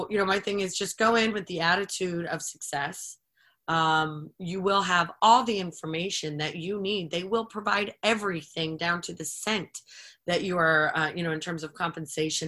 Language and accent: English; Florida, United States; moved away as an adult; also born or lived in Panama City Beach, Florida; now in Richmond, United States; a dear friend of mine I grew up with in Florida.